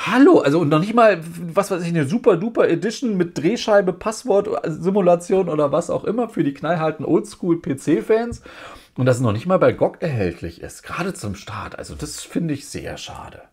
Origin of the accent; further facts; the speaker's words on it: Germany; Bei uns in Deutschland